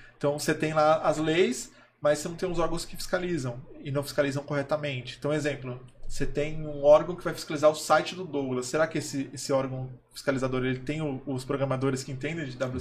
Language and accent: Portuguese; São Paulo, Brazil; eu venho da periferia de São Paulo, eu sou da Zona Leste, sou do extremo leste, né? Eu sou de São Mateus